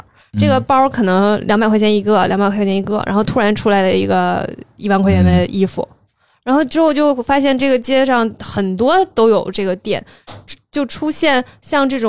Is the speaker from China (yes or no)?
yes; Northeast China, China; 我们东北人说话都比较夸张。